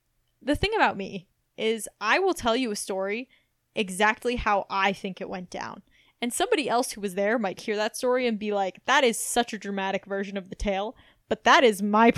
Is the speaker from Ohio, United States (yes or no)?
no; Missouri, United States; moved away; also born or lived in Massachusetts; I'm from Missouri, but I've actually lived all over Massachusetts.